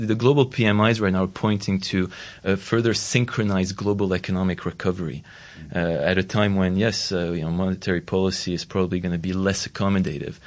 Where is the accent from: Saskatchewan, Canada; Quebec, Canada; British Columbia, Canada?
Quebec, Canada; Montreal; Montreal, for instance, my hometown